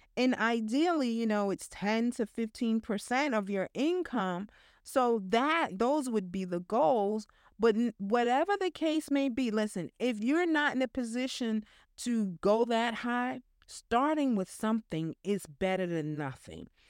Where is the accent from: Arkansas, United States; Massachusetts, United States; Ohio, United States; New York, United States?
New York, United States; I'm a New Yorker